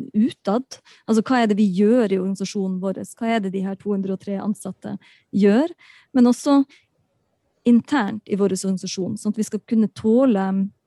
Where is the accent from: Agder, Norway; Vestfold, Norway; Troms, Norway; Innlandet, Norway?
Troms, Norway; Balsfjord; jeg kommer fra Balsfjord, jeg kommer fra nord